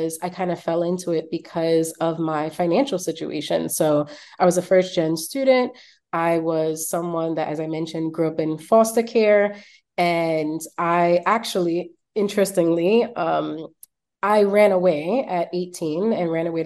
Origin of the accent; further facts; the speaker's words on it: New York City, New York, United States; growing up in Brooklyn in Flatbush